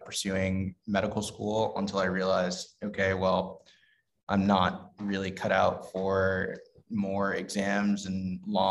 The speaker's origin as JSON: {"language": "English", "town": "New York City", "region": "New York", "country": "United States", "tie": "born or raised there", "said": "I grew up in the Bronx in New York City"}